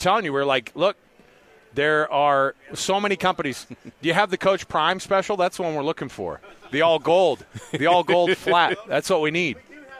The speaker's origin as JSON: {"language": "English", "region": "Pacific Northwest", "country": "United States", "tie": "born or raised there", "moved": "yes", "lives_now": "Utah, United States", "said": "I grew up in the Pacific Northwest"}